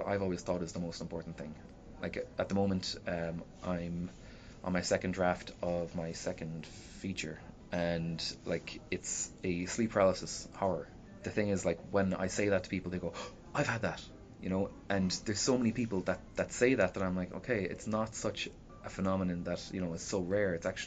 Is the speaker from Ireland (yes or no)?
yes; Shannon, Munster, Ireland; now in Limerick, Ireland; I came from Shannon.